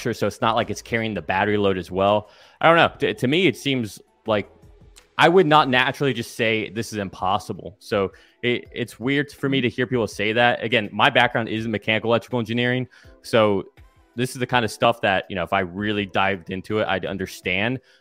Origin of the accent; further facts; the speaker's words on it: Satellite Beach, Florida, United States; my hometown, Satellite Beach. So Cape Canaveral area.